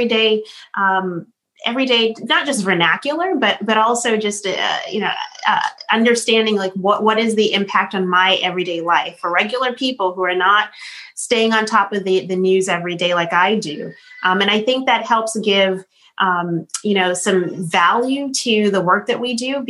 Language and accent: English; Boston, Massachusetts, United States; We grew up in Boston